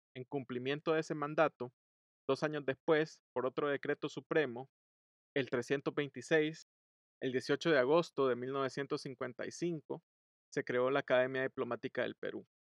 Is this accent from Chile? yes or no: no; El Salvador; todos los que fuimos, somos y seremos salvadoreños